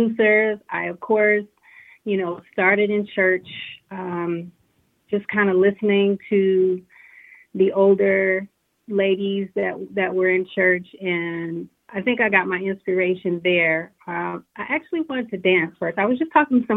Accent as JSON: {"language": "English", "town": "Detroit", "region": "Michigan", "country": "United States", "moved": "yes", "lives_now": "Atlanta, United States", "said": "I reside in Atlanta right now. I am from Motown, Detroit City"}